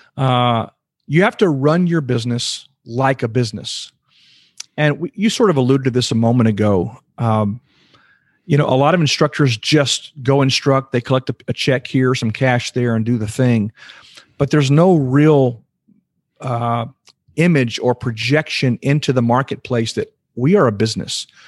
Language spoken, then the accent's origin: English; Houston, Texas, United States; I was born and raised in Houston, Texas, and, uh, been in Texas my whole life